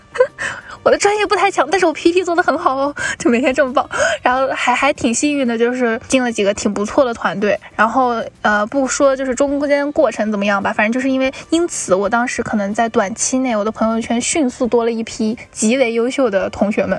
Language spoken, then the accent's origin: Chinese; Lanzhou, Gansu, China; 我是兰州的